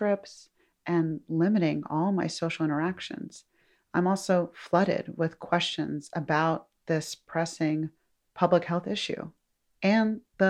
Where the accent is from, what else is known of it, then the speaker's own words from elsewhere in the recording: Atlanta, Georgia, United States; now in New York, United States; she and I grew up together in Atlanta